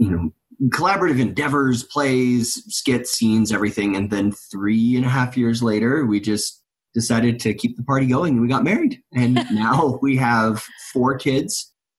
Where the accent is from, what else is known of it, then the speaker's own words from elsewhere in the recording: California, United States; moved away as an adult; now in Utah, United States; I was raised in California and Sarah's from DC and we met at college out here in Utah.